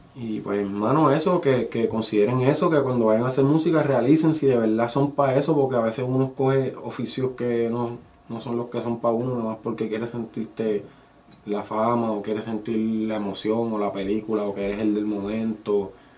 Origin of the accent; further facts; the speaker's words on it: Guánica, Puerto Rico; also born or lived in Yauco / San Germán / San Juan; yo nací en Yauco y me crié en Guánica